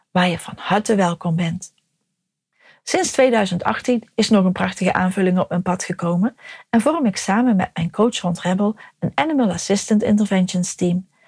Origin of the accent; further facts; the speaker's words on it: North Brabant, Netherlands; now in Harlingen, Netherlands; geboren en getogen in Brabant en inmiddels al jaren gelukkig in Harlingen.